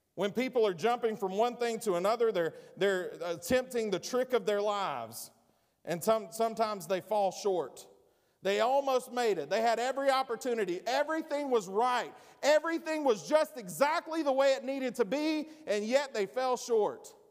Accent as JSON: {"language": "English", "country": "United States", "said": "I'm an American"}